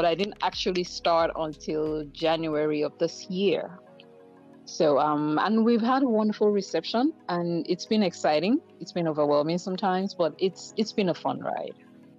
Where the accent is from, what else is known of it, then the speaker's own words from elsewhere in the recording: Nigeria; moved away as an adult; also born or lived in North America; So I'm originally from Nigeria. I was born in Nigeria, West Africa. I moved here about 20 years ago.